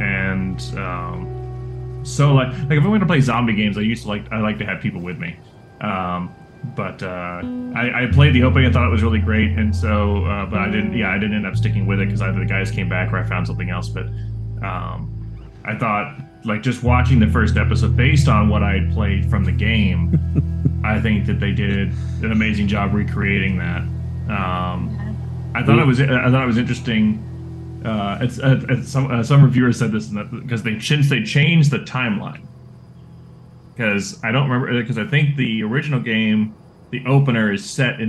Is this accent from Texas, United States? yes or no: yes; Austin, Texas, United States; I grew up around Austin